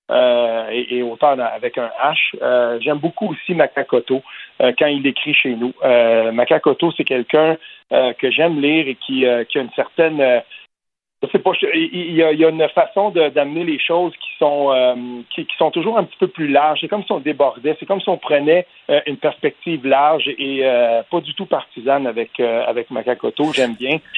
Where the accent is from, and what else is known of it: Gatineau, Quebec, Canada